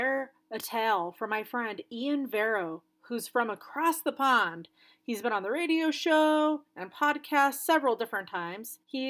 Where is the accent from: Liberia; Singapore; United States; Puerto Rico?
Singapore; also born or lived in Southeast Asia; now in Australia; I was born in Singapore, so I grew up in Southeast Asia and moved to Australia when I was in the middle of school.